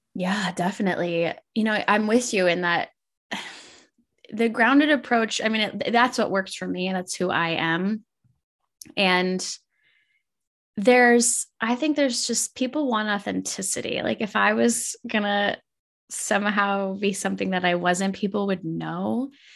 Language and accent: English; Minnesota, United States; I grew up in Minnesota and it was a really small town.